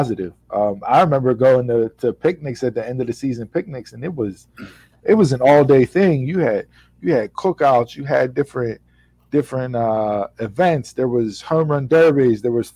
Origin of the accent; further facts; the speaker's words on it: Swissvale, Pennsylvania, United States; Growing up in Swissvale Memorial Park, you had three baseball fields. And you were down there from the time you were 4 years old until you were 18 years